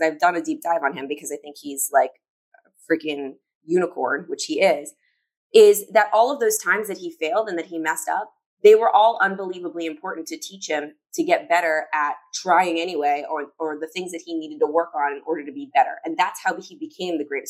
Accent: Chicago, Illinois, United States; I'm from Chicago

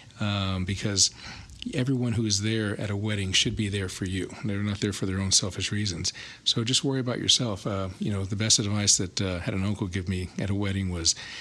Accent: Alice, Texas, United States; moved away as an adult; also born or lived in San Antonio, Texas / Austin, Texas; I'm originally from Alice, Texas. So that's where I finished high school

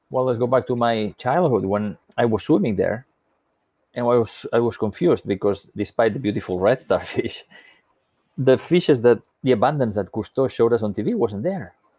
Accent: Spain; When I was a little boy growing up on the Mediterranean coast of Spain

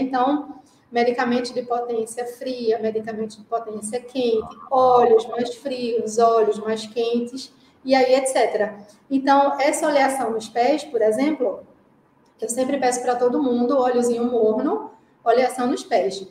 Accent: Recife, Pernambuco, Brazil; accent: pernambucano; moved away as an adult; now in Jamnagar, India; Eu estou impressionada com o meu sotaque pernambucano. Não importa quanto tempo eu esteja na Índia, continuo pernambucana

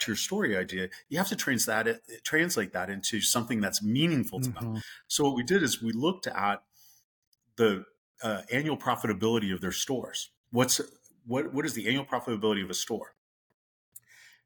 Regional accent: the West, United States; moved away as an adult; also born or lived in the South; I grew up in the West and my parents were from the Midwest

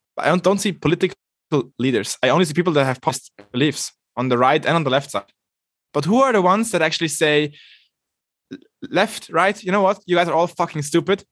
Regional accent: Switzerland; I'm coming from Switzerland, arguably one of the least dysfunctional democracies ever

